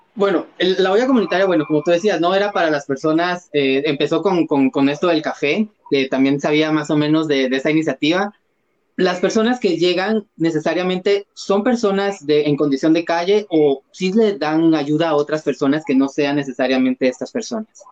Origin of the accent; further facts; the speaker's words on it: Guatemala; en nuestros psiquis como guatemaltecos